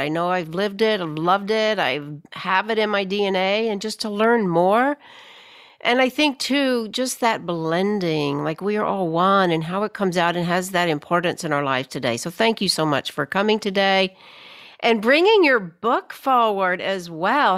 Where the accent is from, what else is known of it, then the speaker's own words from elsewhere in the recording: Birmingham, Alabama, United States; moved away as an adult; also born or lived in New York City; I grew up here in Birmingham, Alabama, grew up in the fifties, sixties, left, went off to college, wound up in New York City